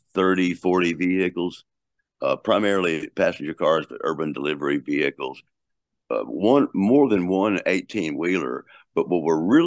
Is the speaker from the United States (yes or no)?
yes; Texas, United States; I'm from Texas